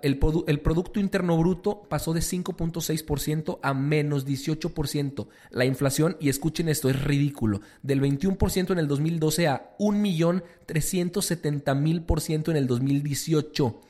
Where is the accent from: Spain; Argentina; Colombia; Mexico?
Mexico; nuestro México